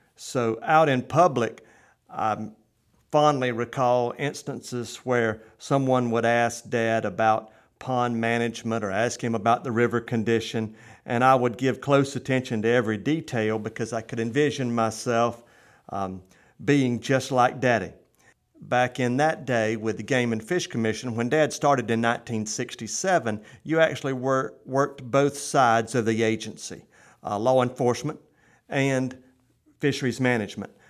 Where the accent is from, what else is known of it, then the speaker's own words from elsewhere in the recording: Euchee Anna, Florida, United States; Brad Drake and now Representative Shane Abbott and I hail from Uchiana